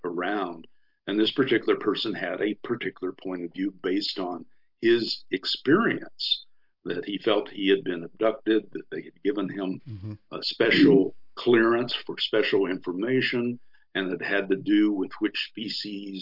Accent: Texas, United States; I grew up in Texas on a cattle ranch

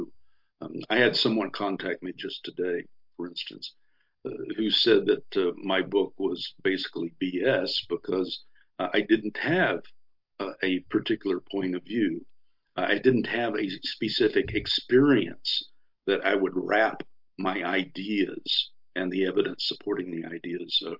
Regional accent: Texas, United States; I grew up in Texas on a cattle ranch

